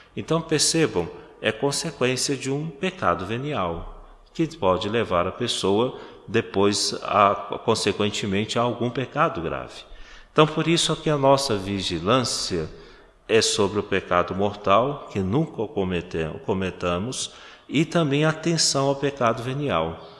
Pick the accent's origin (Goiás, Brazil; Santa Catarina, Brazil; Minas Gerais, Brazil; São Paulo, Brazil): Minas Gerais, Brazil; now in Garanhuns, Brazil; de onde eu venho, Minas Gerais, é, a gente tem que se cumprimentar na rua